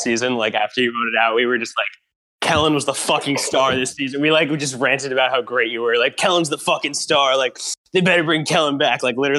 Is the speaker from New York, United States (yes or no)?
yes; Long Island, New York, United States; I'm from Long Island